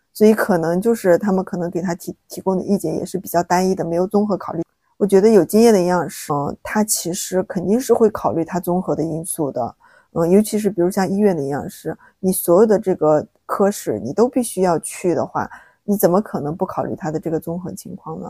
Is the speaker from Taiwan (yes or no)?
no; China; 我们中国人